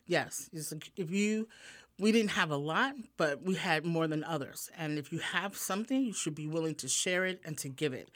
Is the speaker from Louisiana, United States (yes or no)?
no; New York City, New York, United States; born or raised there; moved away as an adult; also born or lived in Manhattan; now in Pennsylvania, United States